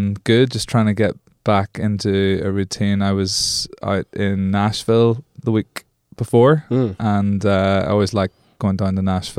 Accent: Belfast, Northern Ireland, United Kingdom; accent: Belfast; also born or lived in London; Like, I'm from Belfast, Northern Ireland. This is essentially a Belfast accent, and when I lived in London, I used to go back to Belfast

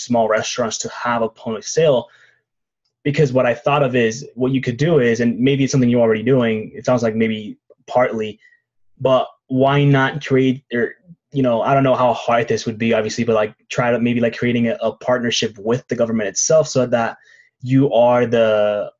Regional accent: Mexico; I'm actually from Mexico

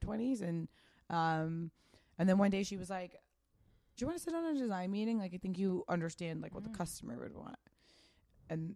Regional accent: Pasadena, California, United States; I grew up in Pasadena.

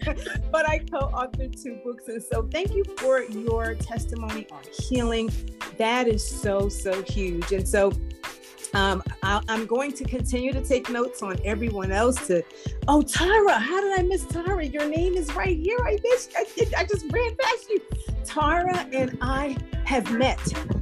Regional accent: New York City, New York, United States; we're also from New York. I grew up in the Bronx

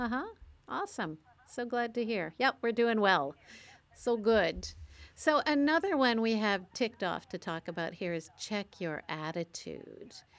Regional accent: Canada; I'm a Canadian

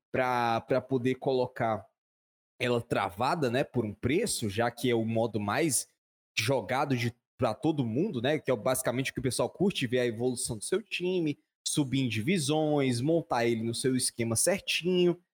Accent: Brazil; eu sou brasileiro

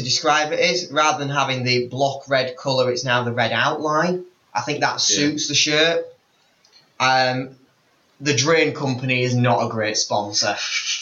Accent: Yorkshire and the Humber, United Kingdom; I'm from Yorkshire.

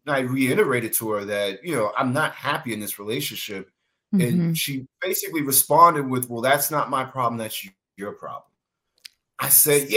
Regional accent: New York, United States; moved away; I'm from New York

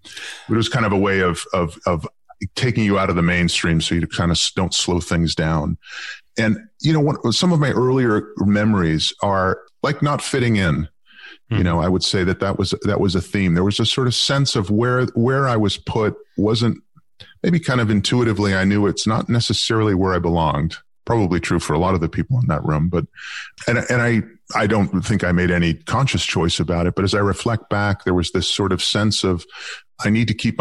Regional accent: Boston, Massachusetts, United States; moved away as an adult; now in Amsterdam, Netherlands; I grew up in the U.S. I've lived most of my professional life in Europe, but I actually grew up in Boston, sort of a working class suburb

